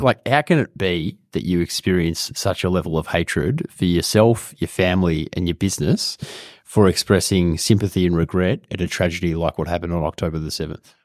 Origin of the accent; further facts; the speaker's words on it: Australia; an Australian person